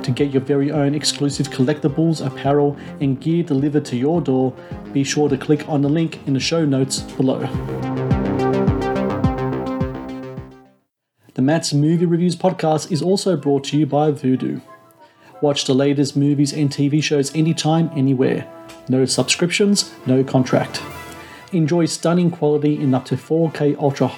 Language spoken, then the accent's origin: English; Australia; I was born in Australia. I was educated here.